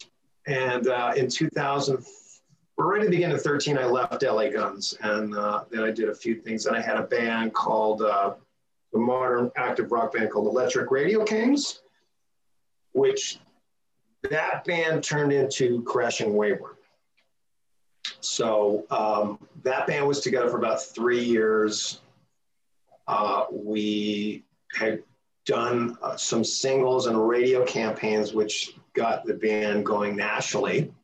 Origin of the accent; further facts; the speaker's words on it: Toronto, Ontario, Canada; moved away as an adult; I grew up in Toronto, Canada